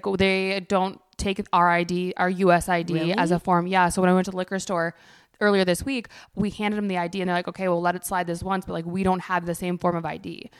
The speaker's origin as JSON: {"language": "English", "country": "United States", "said": "because American."}